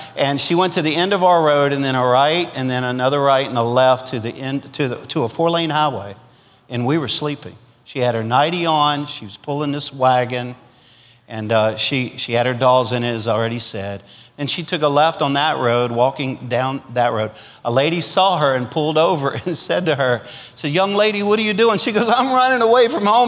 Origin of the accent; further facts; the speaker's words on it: Louisiana, United States; now in Arkansas, United States; I'm a Cajun from Louisiana, which means that we'll eat anything that lives in a ditch.